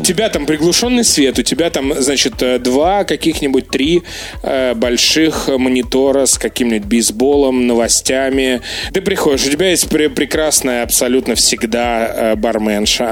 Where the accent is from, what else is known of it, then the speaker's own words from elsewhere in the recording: Russia; я из России